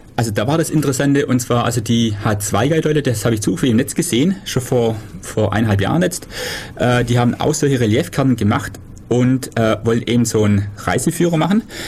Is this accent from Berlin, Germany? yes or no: no; Süßen, Baden-Württemberg, Germany; Süßen, wo ich herkomme